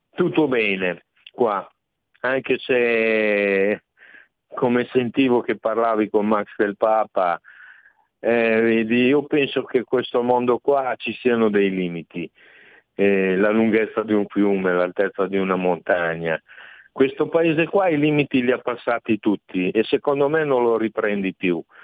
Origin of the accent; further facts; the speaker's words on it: Reggio Emilia, Emilia-Romagna, Italy; io sono di Reggio Emilia